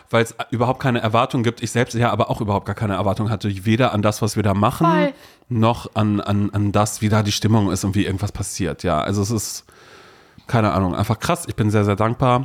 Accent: Brudersdorf, Mecklenburg-Vorpommern, Germany; now in Berlin, Germany; Andere Leute werden sagen 230 Seelendorf in Mecklenburg-Vorpommern, wo ich groß geworden bin

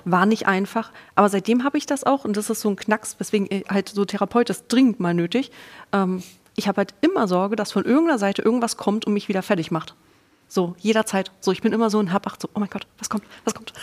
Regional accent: East Germany, Germany; Ich bin Ossi-Kind. Ich bin mit einem Jahr direkt in eine Krippe gekommen

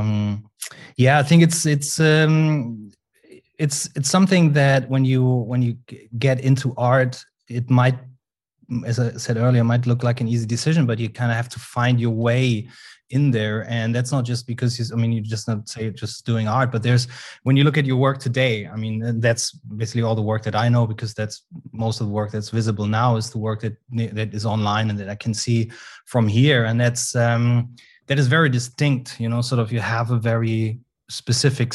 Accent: a smaller town outside of Cologne, North Rhine-Westphalia, Germany; I was raised in a smaller town outside of Cologne, where which was the town where Max Ernst was born

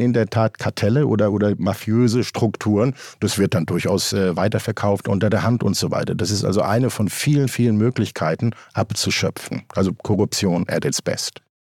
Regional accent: Germany; also born or lived in Cape Town, South Africa; Hier bei uns in Deutschland

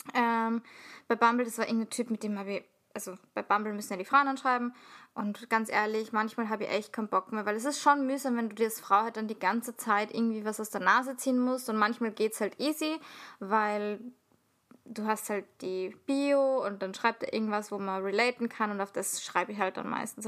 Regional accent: Salzburg, Austria; ich komme aus Salzburg

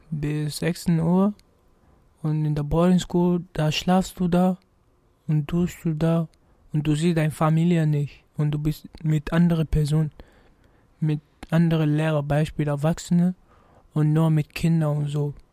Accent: Gambia; moved away; also born or lived in United States; Aus Gambia.

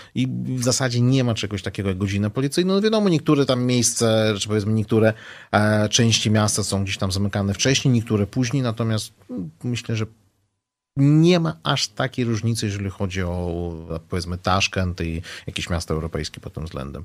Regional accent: Uzbekistan; now in Poland; pochodzę z Uzbekistanu

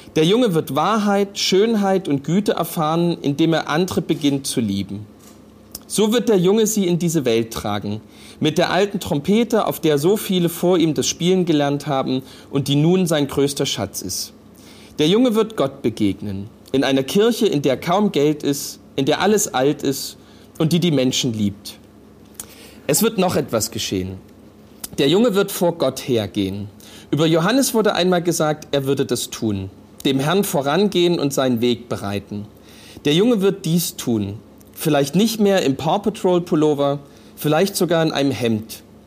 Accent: Saxony, Germany; bei uns in Sachsen

